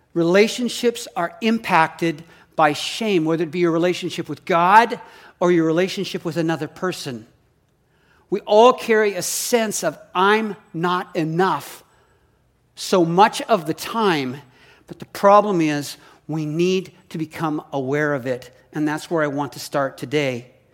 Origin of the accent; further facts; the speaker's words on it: Saskatoon, Saskatchewan, Canada; now in Oregon, United States; I grew up in Canada. We moved to the States in nineteen, um, eighty-three to Oregon and have been here ever since.